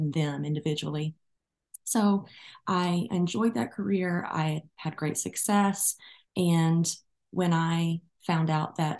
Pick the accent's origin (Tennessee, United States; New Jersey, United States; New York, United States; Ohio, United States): Tennessee, United States; Arlington; I am from Arlington, Tennessee, which is a suburb of Memphis